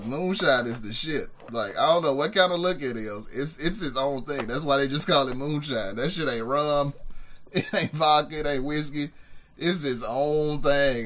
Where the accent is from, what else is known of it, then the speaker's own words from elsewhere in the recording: Birmingham, Alabama, United States; I was born and raised on Norwood Boulevard